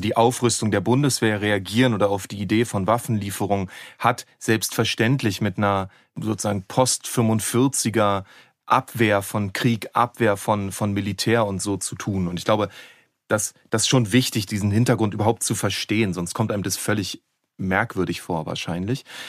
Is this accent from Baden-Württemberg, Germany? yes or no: no; Berlin, Germany; Ich komme ja aus Ost-Berlin